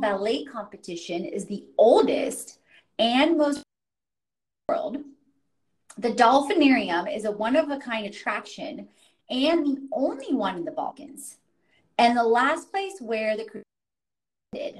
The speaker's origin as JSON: {"language": "English", "town": "Houston", "region": "Texas", "country": "United States", "tie": "born or raised there", "also_born_or_lived": "Katowice, Poland / North Carolina", "said": "I grew up in Houston, Texas"}